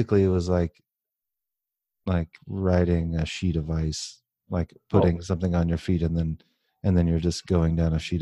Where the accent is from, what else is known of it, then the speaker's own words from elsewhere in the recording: Southern California, United States; now in Utah, United States; I grew up in Southern California